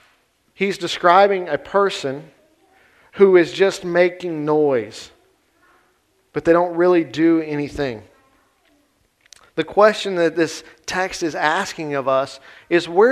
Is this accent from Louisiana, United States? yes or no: yes; Grant Parish, Louisiana, United States; I grew up in Grant Parish